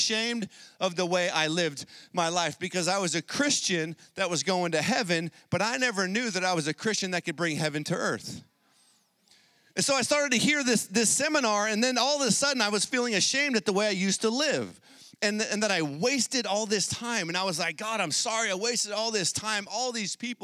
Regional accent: San Diego, California, United States; I grew up in San Diego

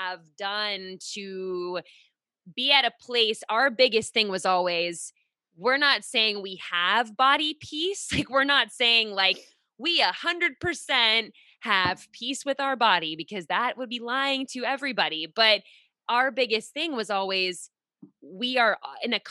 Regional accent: Pittsburgh, Pennsylvania, United States; now in Rhode Island, United States; I'm in Rhode Island now. I'm originally from Pittsburgh

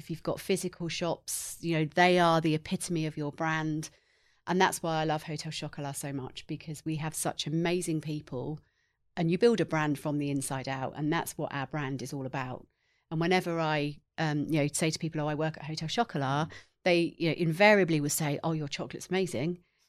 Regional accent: England, United Kingdom; I did. I grew up in England in the same town. My family still live there.

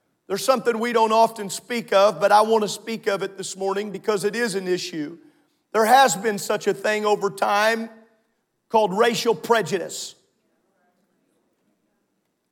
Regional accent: Southern Illinois, United States; My entire life growing up in Southern Illinois

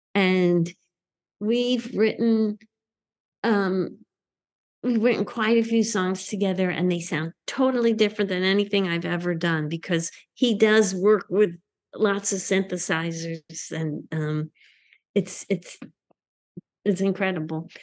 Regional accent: Northeast, United States; growing up in the Northeast

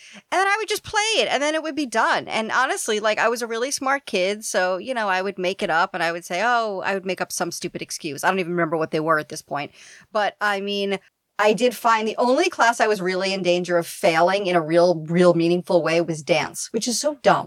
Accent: New York City, New York, United States; I grew up in Queens my whole life, like born and raised.

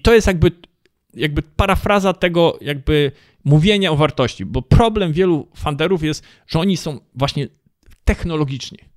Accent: Poland

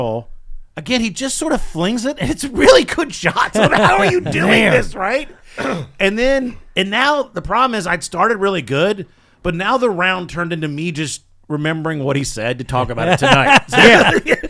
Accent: Virginia, United States; born there; I was born in Virginia.

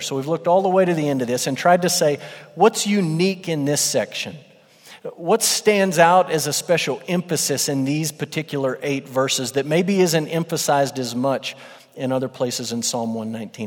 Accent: West Texas, United States; moved away; I'm from West Texas.

